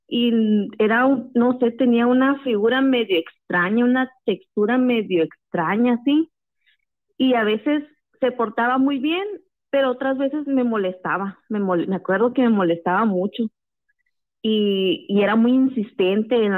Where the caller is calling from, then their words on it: Hermosillo, Sonora, Mexico; Sí, buenas noches. … de Hermosillo.